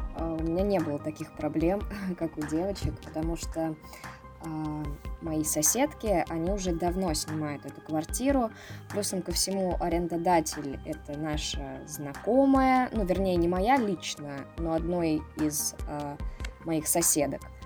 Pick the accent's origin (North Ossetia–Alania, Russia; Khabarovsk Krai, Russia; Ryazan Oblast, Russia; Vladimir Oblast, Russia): Ryazan Oblast, Russia; Ryazan; moved away as an adult; now in Moscow, Russia; я из Рязани, а, совсем недалеко от Москвы.